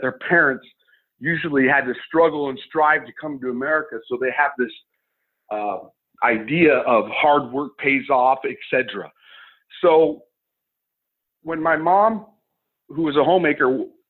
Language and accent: English; Albuquerque, New Mexico, United States; moved away as an adult; also born or lived in Northern California; I consider Albuquerque my hometown